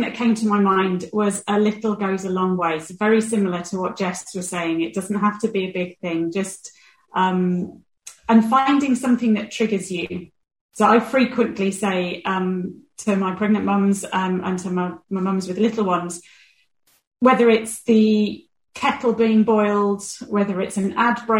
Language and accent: English; United Kingdom; we're too British about it.